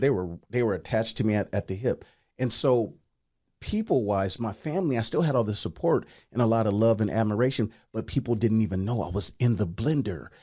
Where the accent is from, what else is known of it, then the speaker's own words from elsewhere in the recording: Portland, United States; I come from Portland, uh, come from a lot, a love, loving, kind family